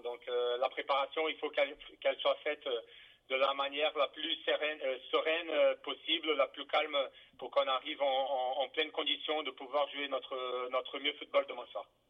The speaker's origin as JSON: {"language": "French", "country": "Brazil", "second_language": "French", "moved": "yes", "lives_now": "Strasbourg, France", "said": "je suis brésilien, donc euh, dans mon pays, euh, 10 enfants sur 10 veulent être joueurs de foot"}